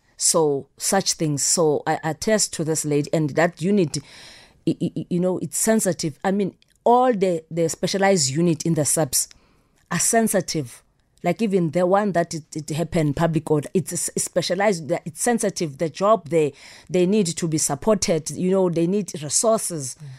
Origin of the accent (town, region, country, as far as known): South Africa